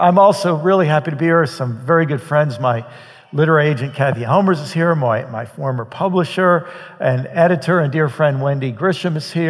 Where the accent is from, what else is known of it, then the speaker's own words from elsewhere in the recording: Maryland, United States; also born or lived in New York / Midwest; I was born in New York State, so I was really a Yankee. No trouble. I don't want to cause any trouble. And then lived in the Midwest for a while, and then my family settled in Maryland